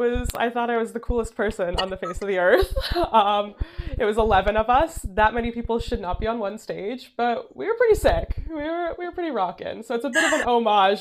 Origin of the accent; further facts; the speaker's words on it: Toronto, Ontario, Canada; moved away; I am originally from Toronto, and 416 is the area code of Toronto